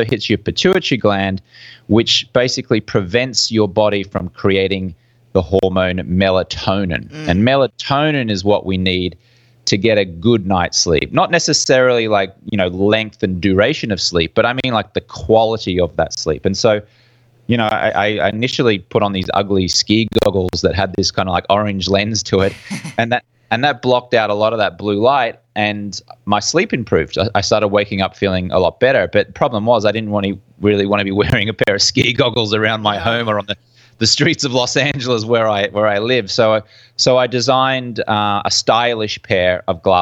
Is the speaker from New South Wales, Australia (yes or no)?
no; Brisbane, Queensland, Australia; moved away as an adult; also born or lived in London; I'm from Brisbane, Australia, hence the funny accent you can hear